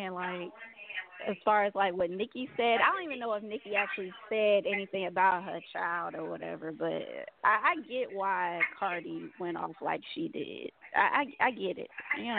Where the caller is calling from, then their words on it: Atlanta, Georgia, United States; Calling from Atlanta, Georgia.